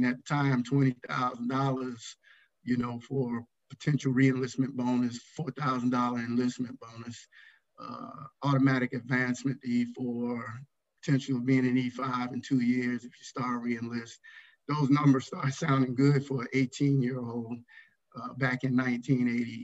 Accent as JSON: {"language": "English", "town": "Columbia", "region": "South Carolina", "country": "United States", "tie": "born or raised there", "also_born_or_lived": "Philadelphia, Pennsylvania", "said": "I was born in Philadelphia, Pennsylvania in 66. Stayed there for about 6 years and then moved to Columbia, South Carolina, where I was raised"}